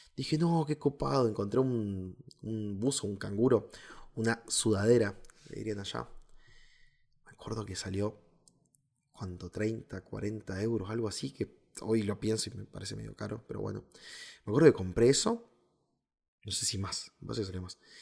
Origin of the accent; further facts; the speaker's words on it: Río Gallegos, Santa Cruz, Argentina; soy del sur de Argentina